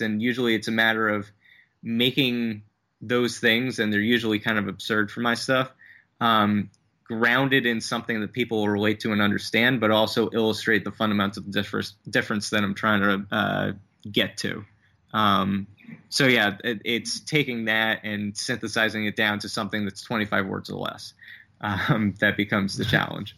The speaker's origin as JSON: {"language": "English", "region": "New Jersey", "country": "United States", "also_born_or_lived": "Brooklyn, New York", "moved": "as an adult", "said": "originally, originally from New Jersey, but I moved out here from Brooklyn about, uh, three and a half years ago."}